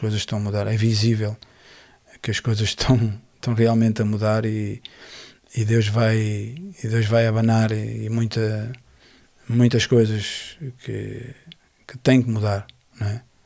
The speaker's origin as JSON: {"language": "Portuguese", "region": "Lisbon", "country": "Portugal", "tie": "born or raised there", "said": "eu nasci na, em Lisboa, na maternidade de Alfredo Costa"}